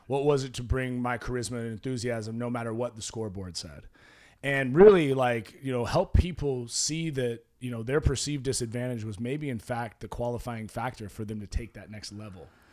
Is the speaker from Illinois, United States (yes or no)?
no; Oregon, United States; moved away; I grew up in Oregon